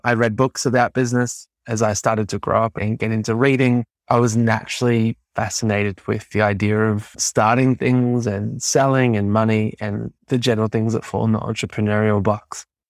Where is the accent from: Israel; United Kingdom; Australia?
Australia; Melbourne, Victoria; And I grew up in Melbourne, Australia